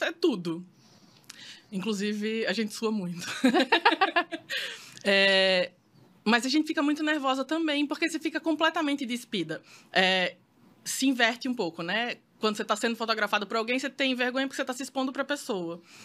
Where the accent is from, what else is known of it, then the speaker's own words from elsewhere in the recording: Maceió, Alagoas, Brazil; eu sou de Maceió